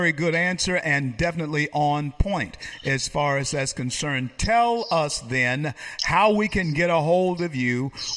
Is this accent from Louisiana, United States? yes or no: yes; Louisiana, United States; now in Florida, United States; my home state of Louisiana. I reside in Florida